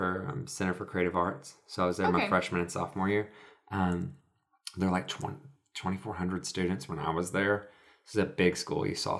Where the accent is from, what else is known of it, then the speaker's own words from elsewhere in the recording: Soddy-Daisy, Tennessee, United States; also born or lived in Murfreesboro, Tennessee; now in Chattanooga, United States; I am from Saudi Daisy originally. My family is all from there. My dad's side of the family has been there for 4 or 5 generations. So we are original Saudi folk. And then my mother is from Nashville